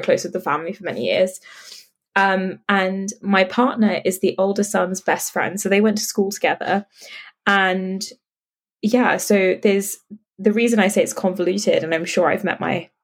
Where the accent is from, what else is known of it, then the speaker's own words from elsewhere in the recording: London, United Kingdom; So I grew up in London, in like the outskirts of London.